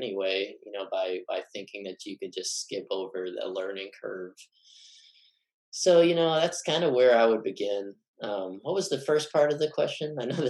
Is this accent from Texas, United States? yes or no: yes; Texas, United States; So I am from Texas. I went to the same high school as Woody Allen, and I come from a family of court stenographers.